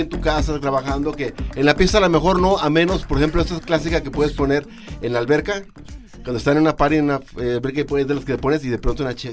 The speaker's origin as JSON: {"language": "Spanish", "town": "Zapotlán", "region": "Jalisco", "country": "Mexico", "said": "Soy del sur de Jalisco, arriba Zapotlán."}